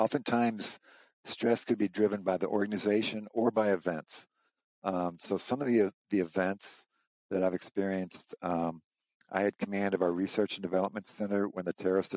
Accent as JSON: {"language": "English", "town": "St. Louis", "region": "Missouri", "country": "United States", "tie": "born or raised there", "moved": "as an adult", "lives_now": "Burke, United States", "said": "I grew up in St. Louis, Missouri"}